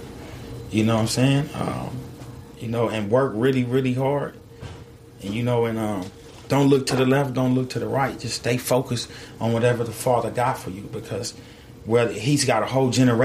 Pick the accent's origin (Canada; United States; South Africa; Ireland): United States; California; I'm from California